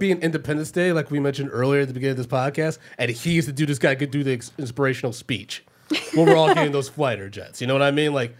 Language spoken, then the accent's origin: English; Ann Arbor, Michigan, United States; I grew up in Ann Arbor, Michigan.